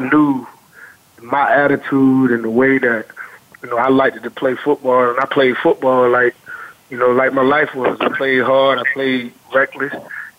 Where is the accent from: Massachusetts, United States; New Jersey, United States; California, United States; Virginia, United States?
Virginia, United States; Chesapeake; I'm from Chesapeake, Virginia, 757 area to be exact.